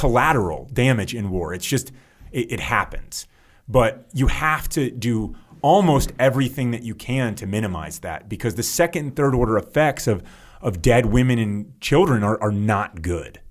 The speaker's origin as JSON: {"language": "English", "country": "United States", "said": "As an American"}